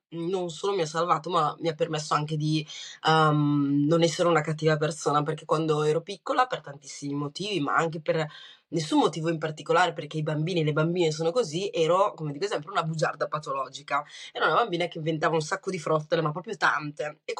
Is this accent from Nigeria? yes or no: no; Rwanda; born there; Italian is a second language; Io guarda, sono nata nel 91, sono nata in Ruanda